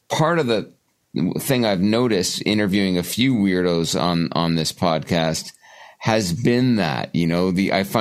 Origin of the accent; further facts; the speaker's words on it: Canada; I'm Canadian